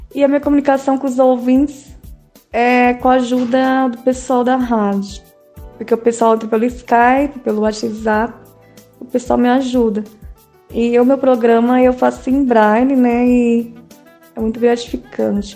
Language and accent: Portuguese; Ribeirão Preto, São Paulo, Brazil; eu sou daqui de Ribeirão Preto mesmo